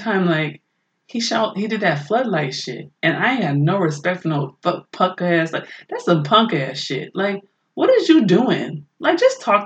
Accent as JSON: {"language": "English", "town": "Oakland", "region": "California", "country": "United States", "tie": "born or raised there", "said": "I maybe like 4 or 5 growing up in Oakland."}